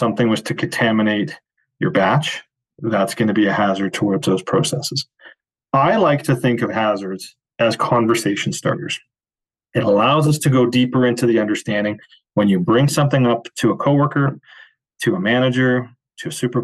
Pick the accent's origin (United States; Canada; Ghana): Canada; Calgary, Alberta; my very first job, I was 12 years old and I was a bat boy for the Calgary Cannons